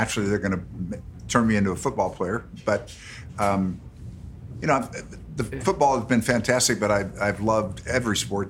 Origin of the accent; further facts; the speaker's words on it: Los Angeles, California, United States; I grew up on Lower Bienvenida, and spent my whole life in the Palisades. And never, that's the only place I've ever lived.